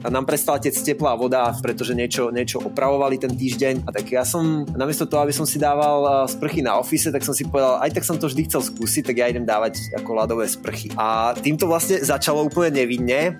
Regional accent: Liptov, Liptovský Mikuláš district, Žilina Region, Slovakia; moved away as an adult; also born or lived in Trnava; now in Prague, Czech Republic; ja pochádzam z malebnej dedinky na Liptove, uh, eh, kde som vyrastal v okrese Liptovský Mikuláš, uh, takže, takže ja som Lipták

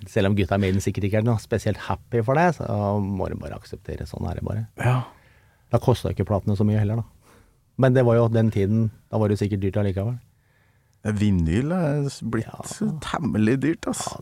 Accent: Oslo, Norway; also born or lived in Skedsmokorset; vokste opp sammen nede på Sofienberg og Grünerløkka der.

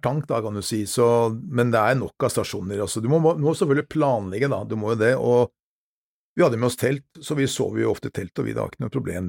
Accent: Norway; som nordmann

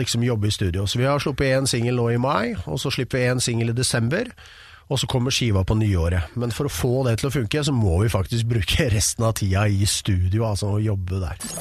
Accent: Oslo, Norway; Jeg er fra Romsås

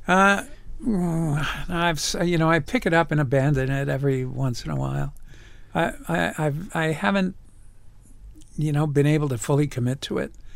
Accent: New York, United States; moved away as an adult; I grew up in the Bronx

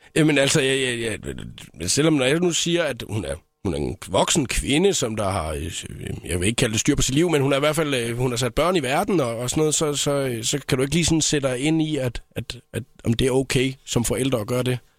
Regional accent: Southern Jutland, Southern Denmark, Denmark; jeg er jo indfødt sønderjyde

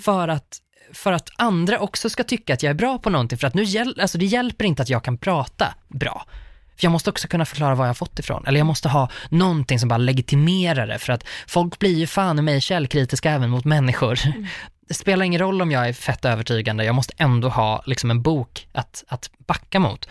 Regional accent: Uppsala, Uppsala County, Sweden; Uppsala, för att det är där jag kommer ifrån

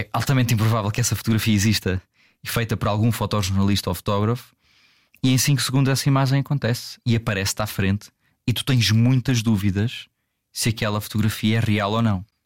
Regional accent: Algarve, Portugal; accent: Algarvian; o meu sotaque pouco, mas uh, algarvio

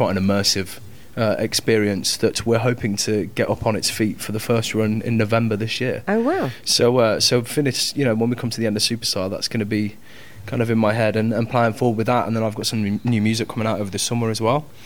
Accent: Coventry, West Midlands, United Kingdom; I'm from Cov, uh, Coventry

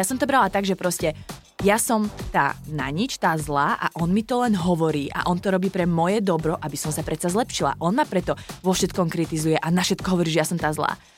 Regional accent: Martin, Žilina Region, Slovakia; also born or lived in southern Slovakia; No, ja som vyrastala v Martine, mm-hmm. až kým som akože rodinu máme na juhu Slovenska, ale my sme sa potom presťahovali do Martina, v, keď som šla na základku, takže tam som vyrastala.

